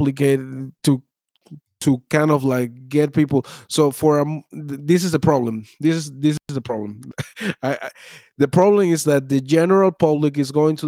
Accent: Venezuela; now in United States; I was born in Venezuela.

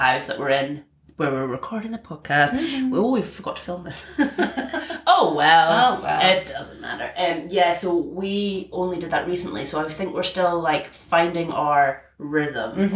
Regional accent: Scotland, United Kingdom; growing up in Scotland

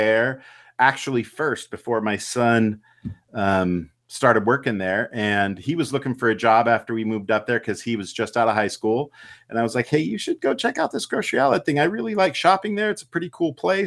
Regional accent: Ceres, California, United States; also born or lived in Modesto, California / Grants Pass, Oregon; I was born in Ceres, California, which is the location of our new store that we're going to be opening soon. Both Heidi and I were both born and raised there. We grew up in the same small town

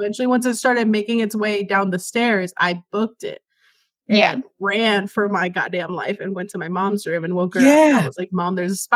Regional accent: Caracas, Capital District, Venezuela; moved away; I'm Venezuelan. Like, I was born in South America. I was in Caracas

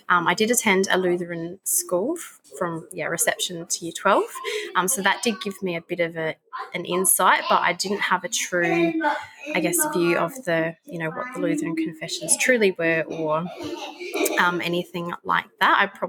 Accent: Pinnaroo, South Australia, Australia; I'm from a little town in the Mallee called Pinneroo in South Australia. So, yeah, it's quite a small farming community.

